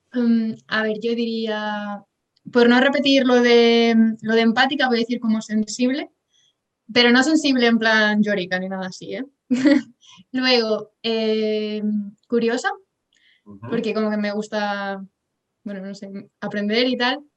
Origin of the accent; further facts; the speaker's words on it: Pontevedra, Galicia, Spain; also born or lived in Santiago de Compostela; soy de Galicia, de Pontevedra